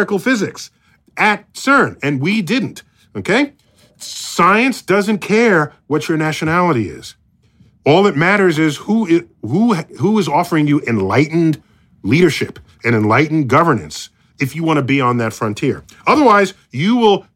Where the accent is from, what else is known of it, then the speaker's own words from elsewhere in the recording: United States; as an American